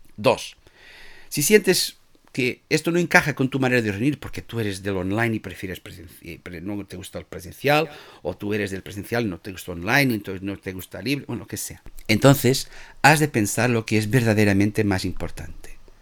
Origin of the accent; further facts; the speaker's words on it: Portugal; Spanish is a second language; now in Spain; yo soy portugués